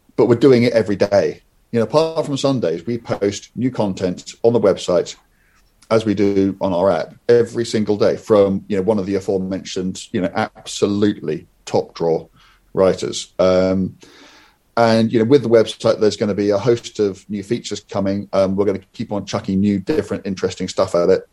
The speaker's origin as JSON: {"language": "English", "country": "United Kingdom", "said": "we're British"}